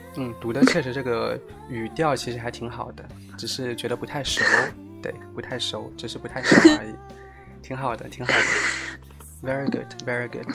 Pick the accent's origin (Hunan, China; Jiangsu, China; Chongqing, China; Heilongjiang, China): Jiangsu, China; 我就江苏的